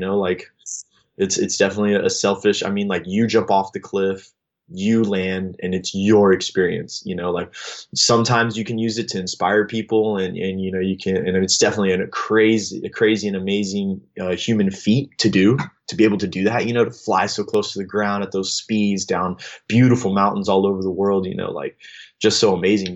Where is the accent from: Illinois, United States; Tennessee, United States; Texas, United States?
Texas, United States; Austin; I grew up in in in the Austin, Texas area